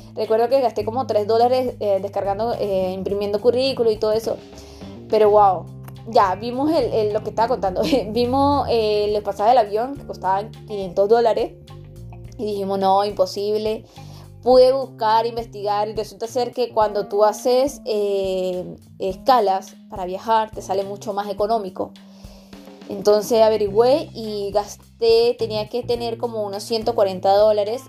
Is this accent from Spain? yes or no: no; Venezuela; moved away as an adult; now in Talca, Chile; Soy venezolana, vivo en Chile, en Talquita